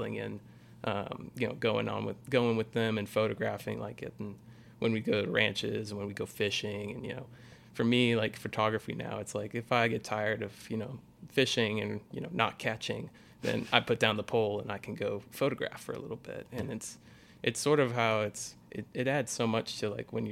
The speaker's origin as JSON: {"language": "English", "town": "Boerne", "region": "Texas", "country": "United States", "tie": "born or raised there", "said": "raised in Burney, Texas, just north of San Antonio"}